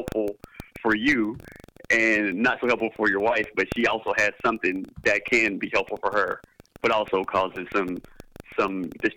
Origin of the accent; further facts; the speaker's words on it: the South, United States; I'm from the South and I grew up